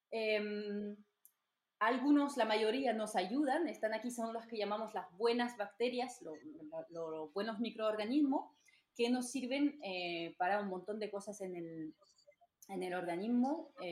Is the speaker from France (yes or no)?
yes; France; Spanish is a second language; moved away as an adult; now in Almería, Spain; entonces soy francesa, como lo habéis escuchado ya seguro.